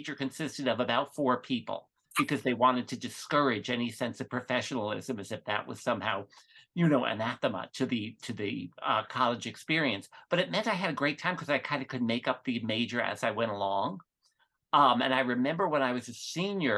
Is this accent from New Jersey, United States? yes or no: yes; New Jersey suburbs, United States; I grew up just in the New Jersey suburbs